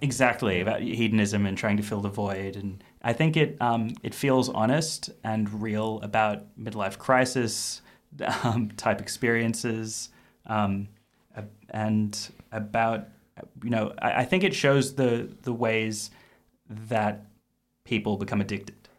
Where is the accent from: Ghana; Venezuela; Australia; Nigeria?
Australia; as an Australian